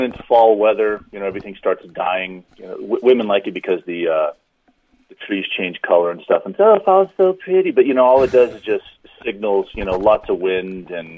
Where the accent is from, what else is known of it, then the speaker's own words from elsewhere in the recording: Las Vegas, Nevada, United States; now in Reno, United States; I grew up in Las Vegas